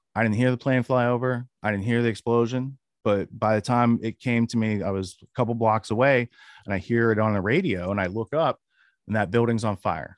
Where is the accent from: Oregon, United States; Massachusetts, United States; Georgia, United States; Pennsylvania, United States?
Pennsylvania, United States; Western; I grew up in Western Pennsylvania.